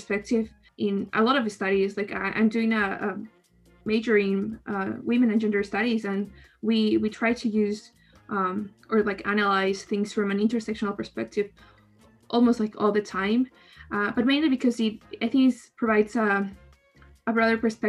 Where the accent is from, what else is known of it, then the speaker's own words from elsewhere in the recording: Ecuador; I'm from Ecuador